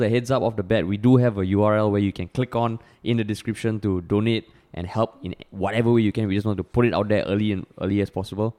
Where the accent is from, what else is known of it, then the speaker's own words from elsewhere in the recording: Singapore; growing up in Singapore